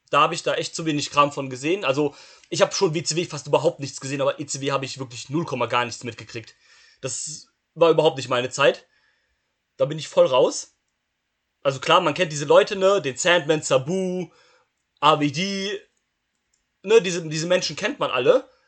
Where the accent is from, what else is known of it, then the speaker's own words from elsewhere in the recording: Saxony, Germany; als Sachse.